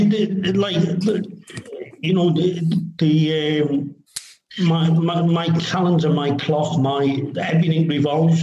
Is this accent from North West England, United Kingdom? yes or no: yes; Kirkby, North West England, United Kingdom; We grew up in Kirby, where the training headquarters has gone. And it's about 5 miles from the ground